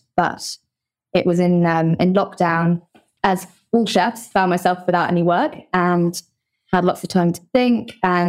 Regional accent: South West England, United Kingdom; So I grew up in Somerset. My family actually moved there when I was 9 years old and decided to start running a bed and breakfast, which was very much a family-run business.

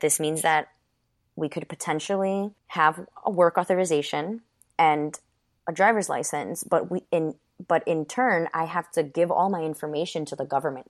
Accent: Westchester County, New York, United States; also born or lived in Ecuador; this is where I grew up, a kindergarten through college into my professional career.

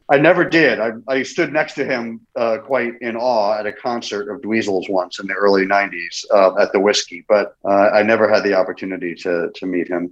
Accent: London, United Kingdom; moved away; I was born in London

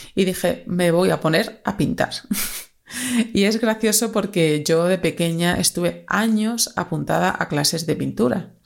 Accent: Extremadura, Spain; moved away as an adult; now in Madrid, Spain; soy una extremeña que ya lleva 10 añitos, bueno, más de 10 añitos ya en Madrid

